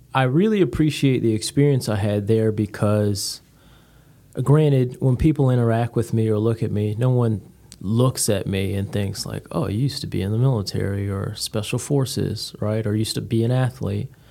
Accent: Connecticut, United States; moved away as an adult; originally from Connecticut, came down here by way of the Marines

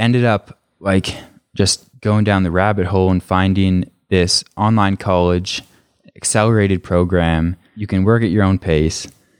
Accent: Canada; originally the plan was, when I went back to Canada after leaving DU or University of Denver, was to go to my hometown college and just finish my degree there.

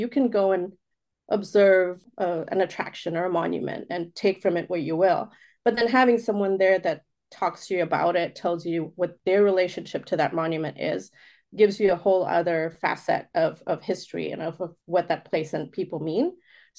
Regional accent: Oman; also born or lived in India; I was born in India, but raised outside of the country in Oman. And so just having that differentiation of, okay, this is where I'm really from, but this is where home is for the most part.

